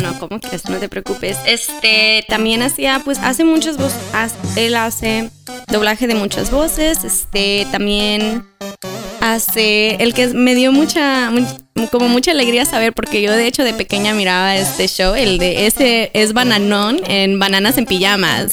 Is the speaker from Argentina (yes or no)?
no; Mexico; nuestro querido México